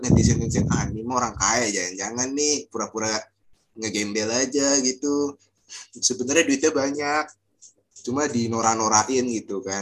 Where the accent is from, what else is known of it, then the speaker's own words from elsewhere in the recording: Jakarta, Indonesia; gue orang Jakarta tapi kalah lu mau bocah-bocah Citayam.